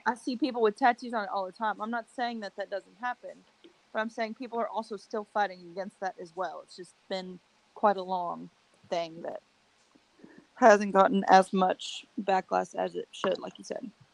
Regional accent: Berea, United States; born or raised there

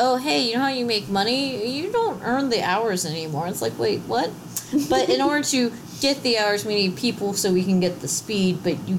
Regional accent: Louisiana, United States; Louisiana's very Catholic, and I grew up in Louisiana. I don't fucking get Catholics, because I grew up Southern Baptist.

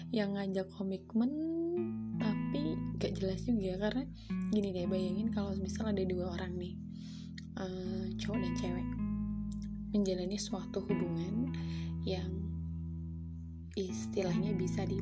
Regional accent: Java, Indonesia; accent: Javanese (medok); for your information kalau aku orang Jawa jadi kan biasanya kalau

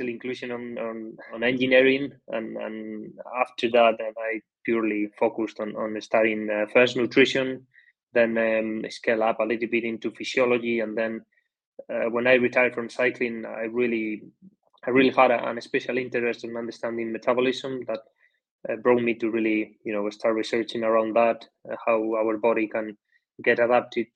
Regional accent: Basque Country, Spain; I'm coming from the Basque Country, which the cycling culture is highly established in this country. So from the beginning, from very young, we already started to get exposed to cycling

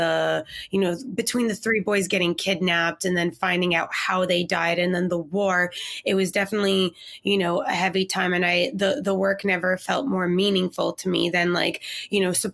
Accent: Canada; also born or lived in Israel; we stayed in Israel till I was about 3 years old and then immigrated to Canada

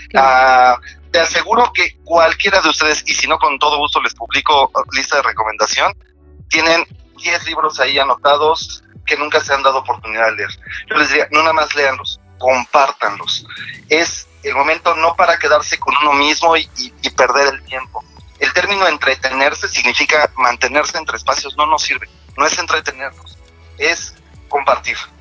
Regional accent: Mexico; como mexicanos

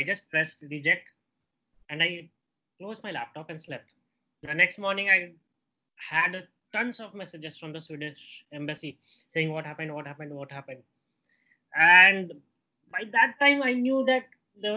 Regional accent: Ranchi, Jharkhand, India; moved away as an adult; also born or lived in Bangalore; Ranchi, which is my hometown

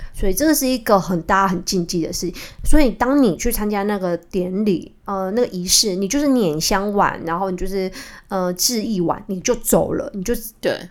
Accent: Kaohsiung, Taiwan; moved away as an adult; now in Taipei, Taiwan; 我从高雄嫁到台北

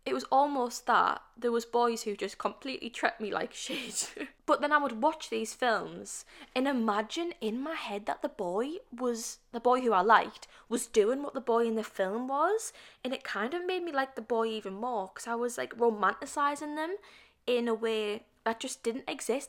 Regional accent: United Kingdom; being British.

